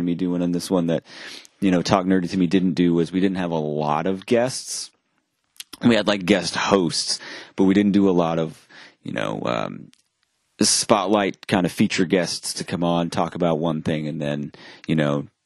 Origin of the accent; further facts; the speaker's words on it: Maine, United States; growing up in Maine